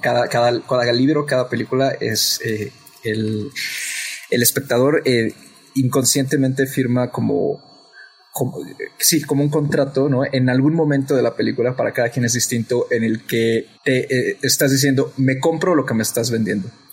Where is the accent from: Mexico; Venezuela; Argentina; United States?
Mexico; nosotros como mexicanos